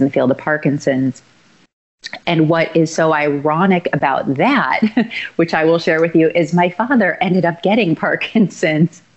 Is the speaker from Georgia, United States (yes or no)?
no; Chicago, Illinois, United States; I grew up in Chicago and went to high school in Barrington.